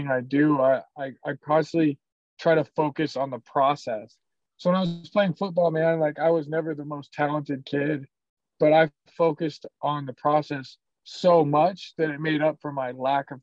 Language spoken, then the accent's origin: English; Worden, Montana, United States; moved away as an adult; also born or lived in Arizona; now in Salt Lake City, United States; Warden, Montana. It's my hometown